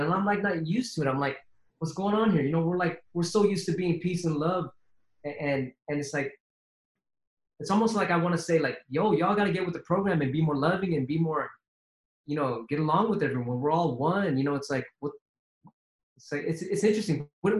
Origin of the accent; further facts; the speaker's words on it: San Francisco, California, United States; I come from San Francisco. So we're like a 7 by 7 mile radius, like 7 miles by 7. It's a little ass city with every freaking nationality in it possible.